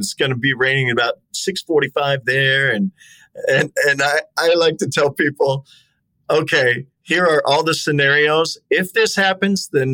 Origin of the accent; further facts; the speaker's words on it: Tacoma, Washington, United States; also born or lived in Lynnwood, Washington; I grew up in Tacoma, a large part of my life, Linwood and Tacoma, Washington